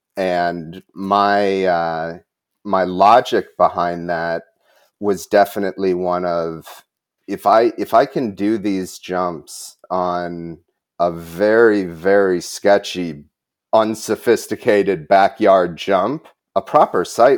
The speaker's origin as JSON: {"language": "English", "region": "Wisconsin", "country": "United States", "tie": "born or raised there"}